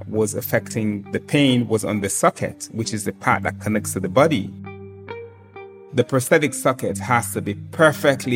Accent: Sierra Leone; I was born and raised in Sierra Leone, a small and very beautiful country in West Africa

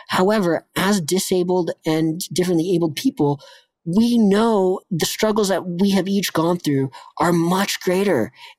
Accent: Vail, Colorado, United States; also born or lived in Avon, Colorado; I was born in Vail, Colorado, a small resort town, and ski school was my daycare, and the mountain was my playground.

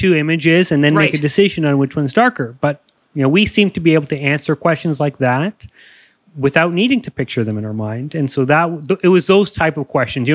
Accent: Toronto, Ontario, Canada; I grew up in Canada, Toronto, Ontario.

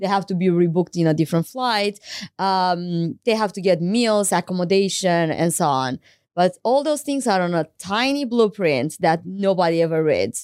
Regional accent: Craiova, Dolj, Romania; moved away as an adult; I went to law school in my hometown, Craiova

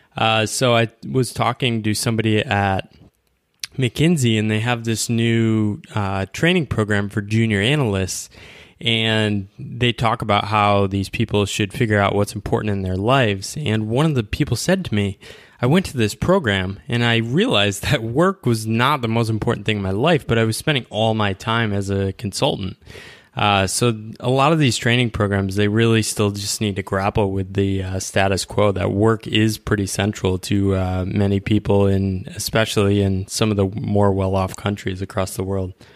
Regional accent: United States; as an American, we're, we grew up in this culture

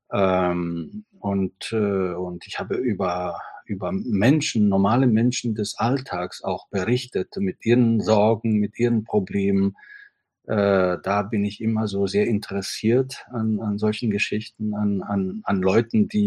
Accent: Italy; German is a second language; moved away as an adult; now in Berlin, Germany; bin Italiener, ich komme äh, nach Berlin zum ersten Mal vor über 30 Jahren.

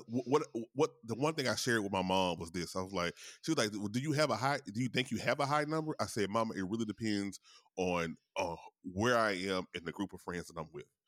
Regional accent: Louisiana, United States; in Louisiana, my home state

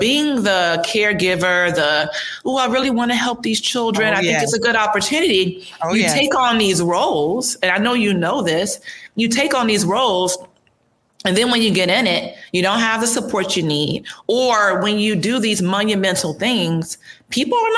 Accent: Chicago, Illinois, United States; moved away; I'm from Chicago originally, so it's you know, I'm Midwest

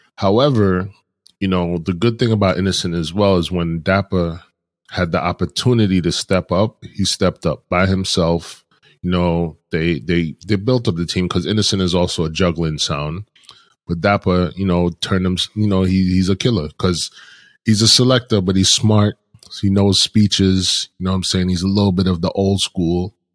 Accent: New York City, New York, United States; I live in Brooklyn. I grew up in Brooklyn

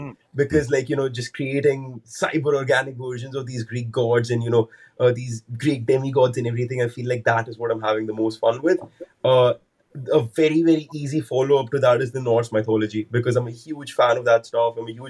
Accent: Delhi, India; now in London, United Kingdom; Delhi, actually. But the thing is, my mom and dad, we moved around quite a bit when I was growing up.

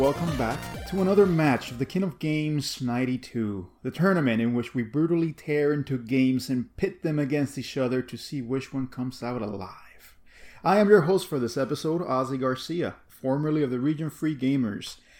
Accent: Cuba; growing up in Cuba

